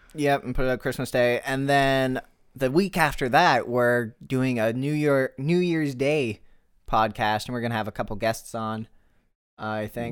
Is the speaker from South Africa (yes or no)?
no; Canada; I'm Canadian too